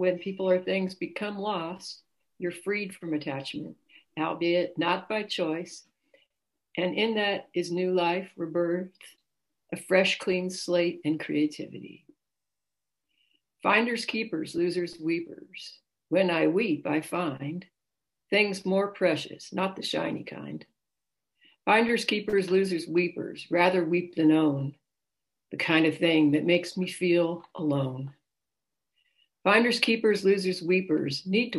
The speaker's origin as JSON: {"language": "English", "town": "Los Gatos", "region": "California", "country": "United States", "said": "I hail from Los Gatos, California, which is near San Jose."}